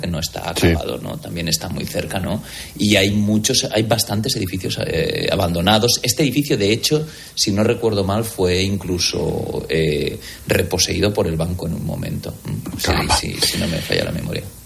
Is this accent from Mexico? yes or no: no; Valencia, Valencian Community, Spain; los que somos de Valencia